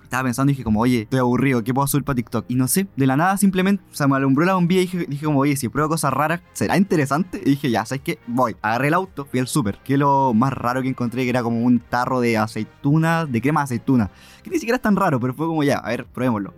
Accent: Concepción, Biobío, Chile; Soy de Conce, obviamente, toda mi vida amo Conce

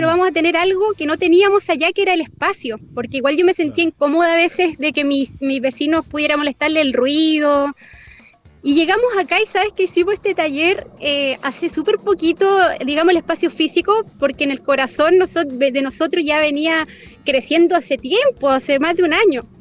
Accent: Concepción, Biobío, Chile; moved away as an adult; now in Chillán, Chile; yo soy penquista, sí. Ah, llevo, llevo un año y medio acá en Ñuble.

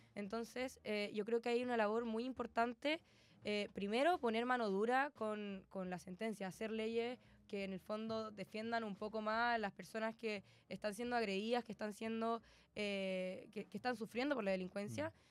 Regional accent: Concepción, Biobío, Chile; soy concejala, soy penquista

